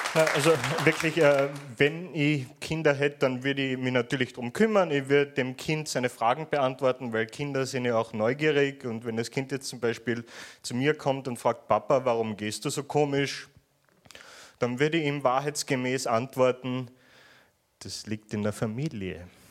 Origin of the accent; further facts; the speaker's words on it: Vienna, Austria; accent: Viennese; ich komme aus Wien, äh, der Stadt des morbiden Humors